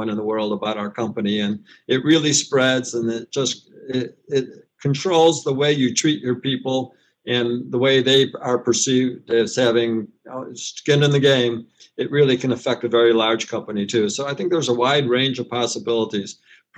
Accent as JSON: {"language": "English", "country": "United States", "said": "as an American"}